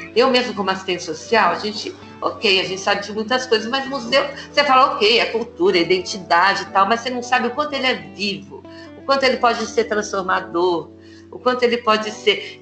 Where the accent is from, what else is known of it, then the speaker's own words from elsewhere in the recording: São Paulo, Brazil; Nasci em São Paulo, na periferia de Abaquara, morei lá até os 20 e poucos anos.